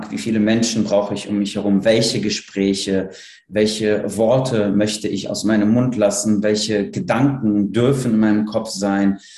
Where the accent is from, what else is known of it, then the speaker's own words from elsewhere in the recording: Cologne, North Rhine-Westphalia, Germany; Ich komme ja aus Köln und hatte eine recht lange Rückfahrt